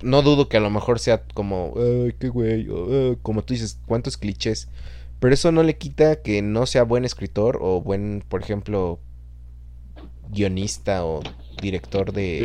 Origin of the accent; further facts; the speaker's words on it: Chalco, State of Mexico, Mexico; now in Guadalajara, Mexico; de donde nosotros somos, de Fernando y yo, de Chalco, en el Estado de México